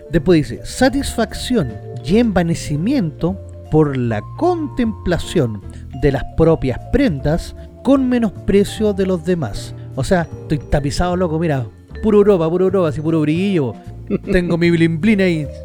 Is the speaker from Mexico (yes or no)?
no; Chile; nosotros los chilenos